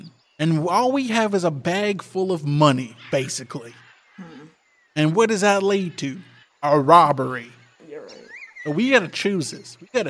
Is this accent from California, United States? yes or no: no; Georgia, United States; Emily, I'm from Georgia.